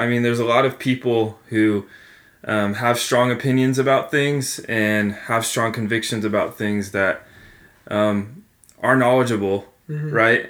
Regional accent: Jacksonville, Florida, United States; moved away as an adult; now in Greenville, United States; I'm 21 years old. I am from Jacksonville, Florida, currently residing in Greenville, South Carolina.

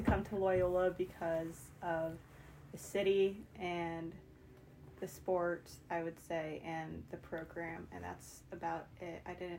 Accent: Thousand Oaks, California, United States; moved away as an adult; now in Chicago, United States; I'm from Thousand Oaks, California

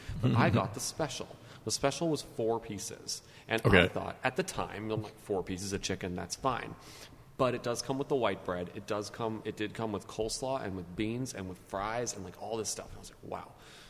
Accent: Winnipeg, Manitoba, Canada; moved away; also born or lived in Montreal; I'm Canadian, grew up in Canada, born and raised in Winnipeg, spent some time in Montreal.

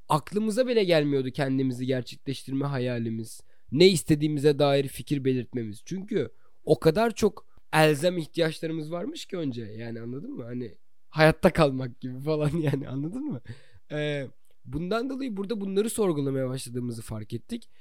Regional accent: Çanakkale, Turkey; moved away as an adult; also born or lived in Istanbul; now in Canada; ben Çanakkale'liyim

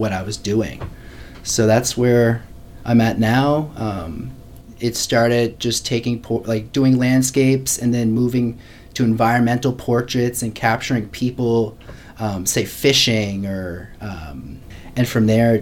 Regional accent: Hubbards, Nova Scotia, Canada; also born or lived in Halifax; I grew up in St. Margaret's Bay, which is just, it's in the southeast part of Nova Scotia. And basically grew up in a really rural town, Hubbard's

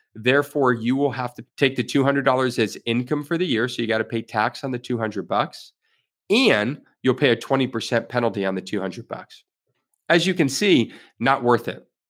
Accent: Florida, United States; I was born and raised here in Florida

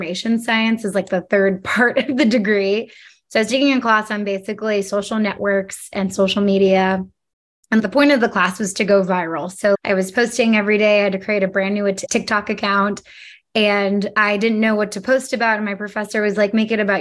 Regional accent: Washington, District of Columbia, United States; moved away as an adult; now in Los Angeles, United States; I'm from Washington, D.C., now living in Los Angeles

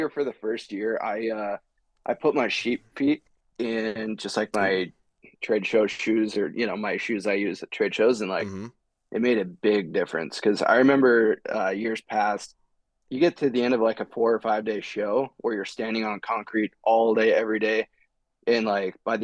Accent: Glendive, Montana, United States; moved away; I grew up in eastern Montana, a small little town called Glendive.

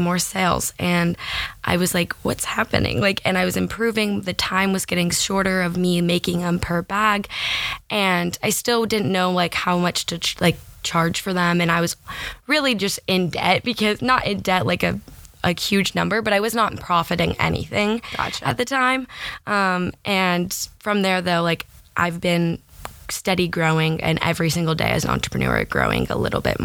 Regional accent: Thousand Oaks, California, United States; moved away as an adult; now in Los Angeles, United States; I grew up in Thousand Oaks, California

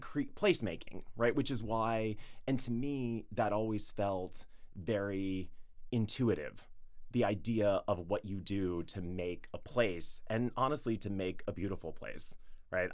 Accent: Atlanta, Georgia, United States; moved away as an adult; now in New York, United States; I grew up in the suburbs of Atlanta

